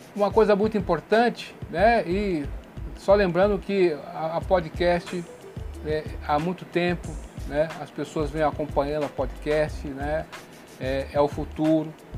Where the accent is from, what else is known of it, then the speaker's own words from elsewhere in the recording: Brazil; eu também sou brasileiro. Nós brasileiros